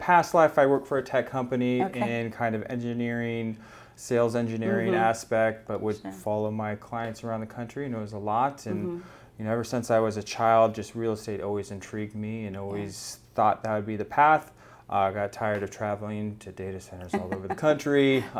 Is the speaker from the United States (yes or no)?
yes; San Diego, California, United States; Born and raised in the San Diego area, so very familiar with all the nooks and crannies.